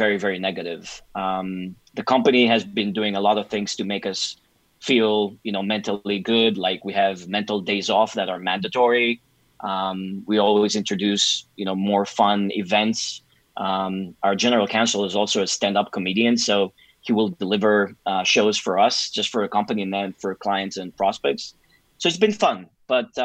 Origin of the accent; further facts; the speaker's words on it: Greece; moved away as an adult; also born or lived in New York City, United States; having been born and raised in Greece